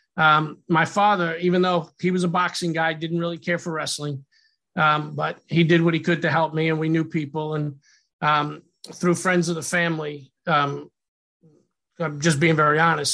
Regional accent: Yonkers, New York, United States; Well, I'm from Yonkers, New York um, my parents were both born and raised there, and uh, that's where that's where they still are today.

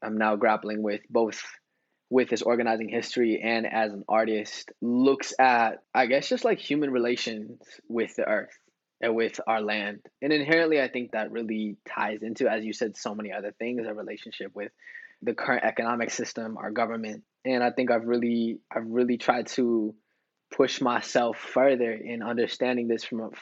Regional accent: United States; a son of, you know, indigenous immigrant father from Mexico, growing up in the States

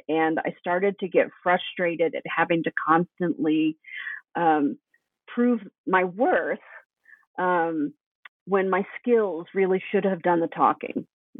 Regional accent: Tennessee, United States; So I grew up in East Tennessee, which was a fairly rural area.

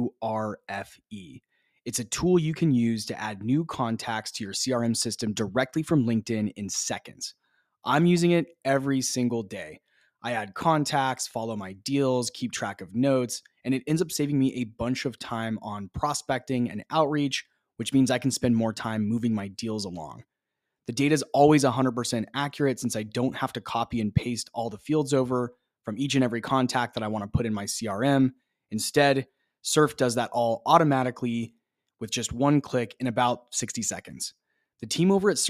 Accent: Phoenix, Arizona, United States; my hometown of Phoenix

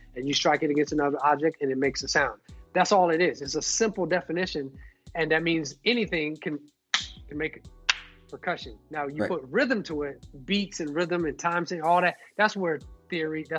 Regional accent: Detroit, Michigan, United States; moved away; also born or lived in Albuquerque, New Mexico; I was born in Detroit, I'm 1980

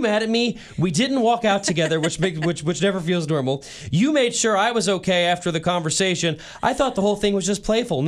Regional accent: St. Louis, Missouri, United States; moved away as an adult; now in Kansas City, United States; I spent my first 19 years of life in St. Louis. I've lived in Kansas City as an adult for almost 7 years now

